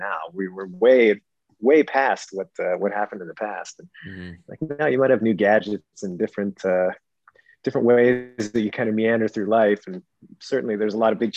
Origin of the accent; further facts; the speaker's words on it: British Columbia, Canada; I grew up in Western Canada in British Columbia